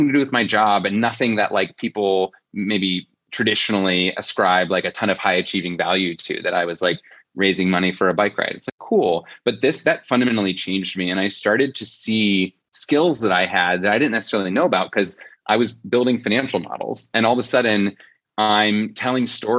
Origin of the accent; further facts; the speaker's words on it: Fort Wayne, Indiana, United States; I was born and raised in Fort Wayne, Indiana.